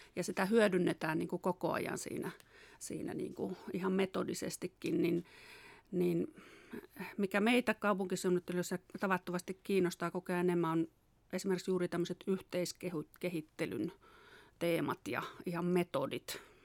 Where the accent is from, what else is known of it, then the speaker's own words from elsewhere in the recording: Säynätsalo, Central Finland, Finland; also born or lived in Tampere; mä oon kotoisin tuosta Säynätsalosta, opiskellut Tampereella ja, ja sitten tavallaan tänne kotiseudulle